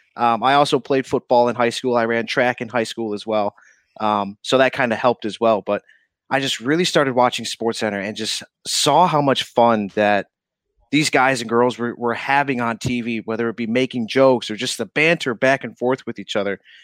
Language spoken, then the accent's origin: English; Fabius, New York, United States; moved away as an adult; also born or lived in Missouri; now in Albany, United States; born and raised in Syracuse, um, actually in a town called Fabius, New York